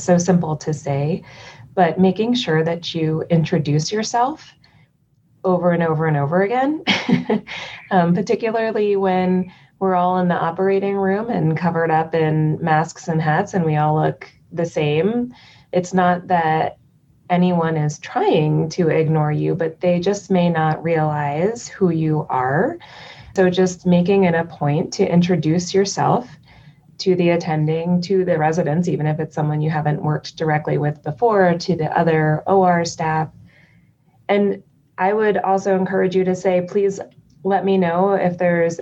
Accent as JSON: {"language": "English", "region": "East Coast", "country": "United States", "said": "I am from the East Coast"}